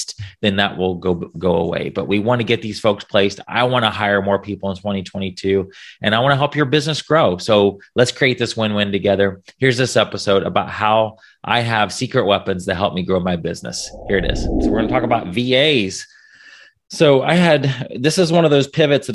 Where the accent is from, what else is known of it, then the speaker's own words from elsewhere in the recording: United States; I'm an American